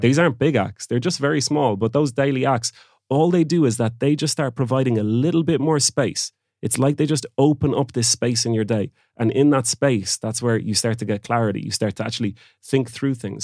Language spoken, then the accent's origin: English; Oranmore, Connacht, Ireland; moved away; also born or lived in Barcelona, Spain; I'm from Galway as well